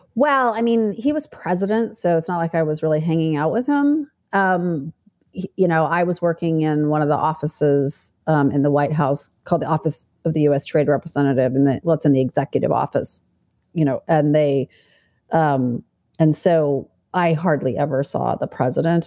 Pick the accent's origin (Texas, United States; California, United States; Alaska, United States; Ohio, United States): Alaska, United States; Fairbanks; moved away; also born or lived in Manhattan, New York; I grew up in Fairbanks, Alaska, very conservative, small town mentality